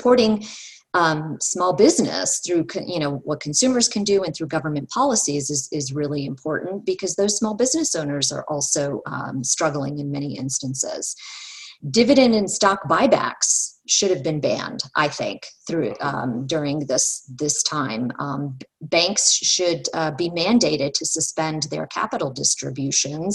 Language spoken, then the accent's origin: English; United States; I take pride in being an American